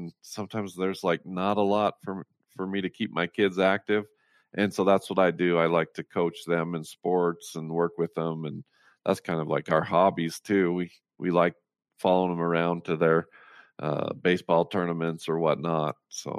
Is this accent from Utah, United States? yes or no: yes; Roosevelt, Utah, United States; Yeah, I was born and raised in Roosevelt, Utah, on a dairy farm.